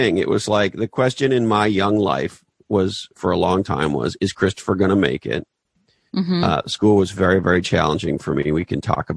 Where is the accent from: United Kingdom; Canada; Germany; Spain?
Canada; moved away as an adult; also born or lived in Toronto; I grew up in Canada.